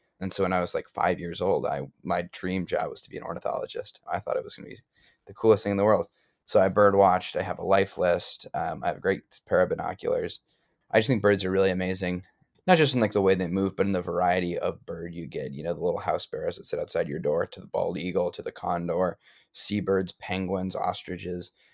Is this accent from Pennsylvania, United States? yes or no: no; Amherst, Massachusetts, United States; from Amherst, Massachusetts originally, so a local boy